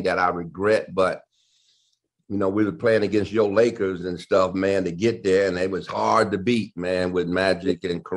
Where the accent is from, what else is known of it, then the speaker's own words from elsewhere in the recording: Detroit, Michigan, United States; Detroit, you know, which is my hometown, the Cobo, which I played my high school championship games